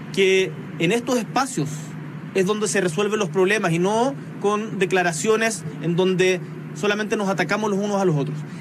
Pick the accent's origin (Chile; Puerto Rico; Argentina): Chile